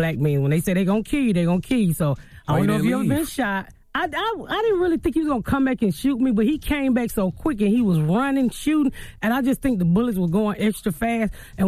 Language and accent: English; Atlanta, Georgia, United States; Born and raised in Atlanta, the inner city.